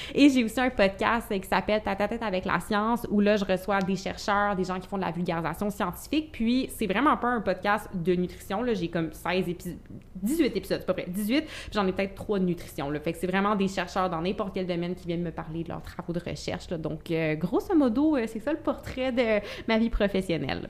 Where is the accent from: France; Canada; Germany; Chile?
Canada; Gatineau, Quebec; Je suis originaire de Gatineau